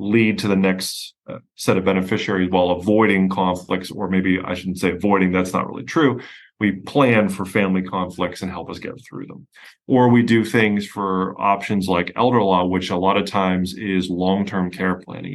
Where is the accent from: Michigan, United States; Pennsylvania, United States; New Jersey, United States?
Pennsylvania, United States; accent: hard Yankee accent, Pennsylvania drawl; moved away as an adult; now in Houston, United States; I'm from Pennsylvania originally, where I had my own firm